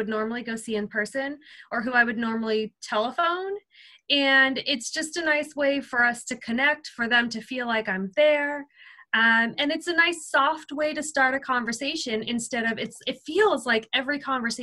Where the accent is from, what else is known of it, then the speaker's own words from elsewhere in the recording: Seal Beach, California, United States; this is actually my hometown. I'm in Seal Beach, California